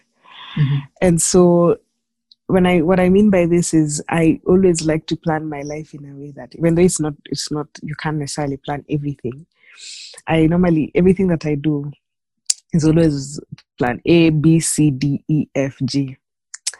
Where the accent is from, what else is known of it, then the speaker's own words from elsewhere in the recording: Nairobi, Kenya; I was born and raised in Nairobi